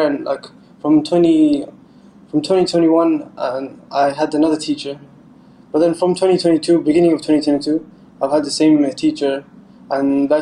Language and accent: English; Jeddah, Makkah Province, Saudi Arabia; moved away as an adult; also born or lived in London, United Kingdom; now in Malta; The first like 7 years I was in London, and then I moved to Jeddah